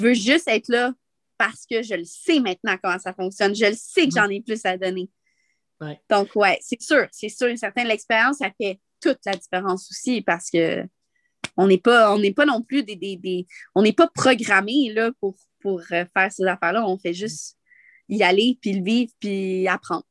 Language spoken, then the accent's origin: French; Montreal, Quebec, Canada; also born or lived in Val-Saint-Côme; moi, je viens de Montréal